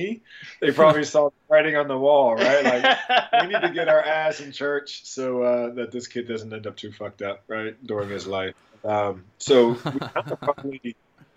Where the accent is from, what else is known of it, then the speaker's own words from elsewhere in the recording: Steubenville, Ohio, United States; I'm from Steubenville, Ohio, originally